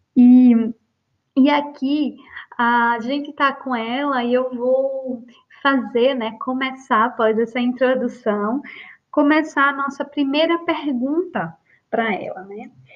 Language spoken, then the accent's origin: Portuguese; Recife, Pernambuco, Brazil; ela mora em Recife, no Brasil, onde eu nasci